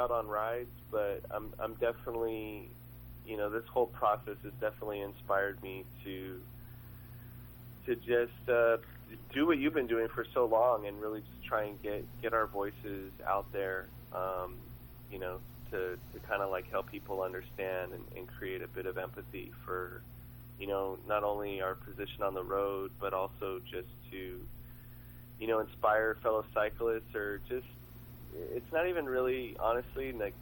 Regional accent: Long Beach, California, United States; I grew up in Long Beach

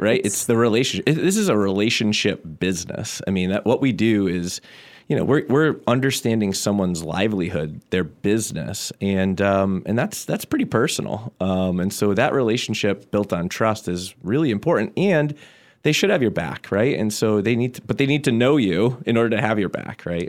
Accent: Southampton, Massachusetts, United States; I'm from Southampton, born and raised. Still live there now

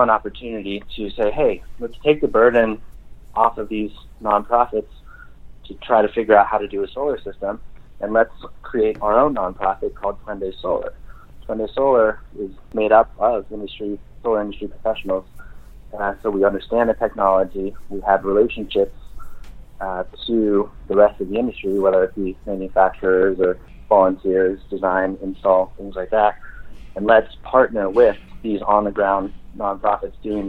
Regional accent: Oregon, United States; we're from Oregon

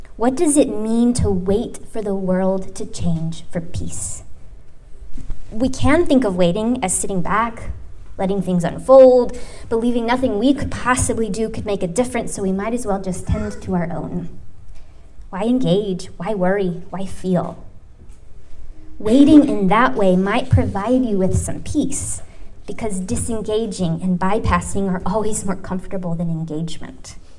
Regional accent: United States

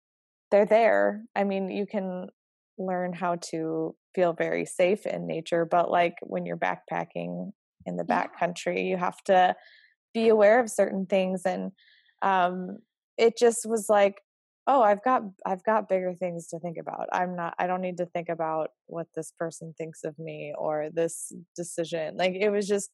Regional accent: Fargo, North Dakota, United States; moved away as an adult; also born or lived in Utah; now in Fargo, United States; I grew up here in Fargo and then moved out to Utah in the Rocky Mountains.

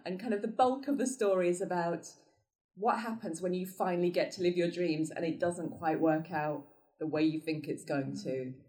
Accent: York, Yorkshire and the Humber, United Kingdom; I'm from North Yorkshire

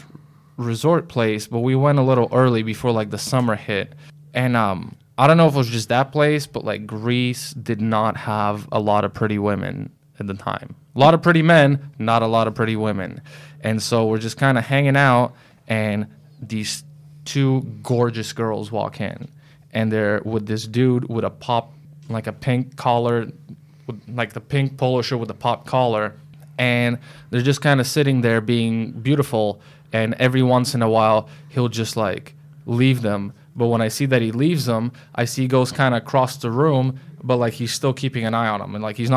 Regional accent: Canada; now in United States; I'm Canadian

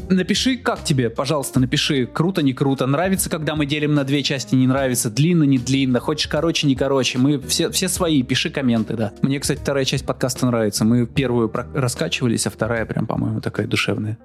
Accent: Izhevsk, Udmurtia, Russia; moved away; Я приехал из Ижевска. Да, прошлый, прошлый раз я был в Ижевске. Я там родился

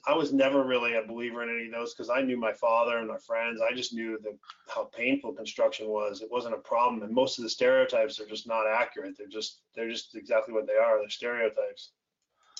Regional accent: upstate New York, United States; moved away as an adult; now in Florida, United States; I'm from upstate New York, grew up in what I call normal

